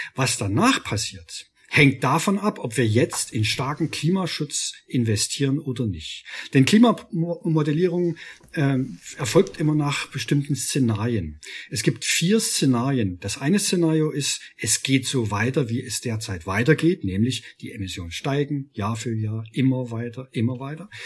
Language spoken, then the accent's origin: German; Freiberg, Saxony, Germany; Ich komme aus Freiberg, aus einer Stadt, die äh, die bundmetallurgie der DDR war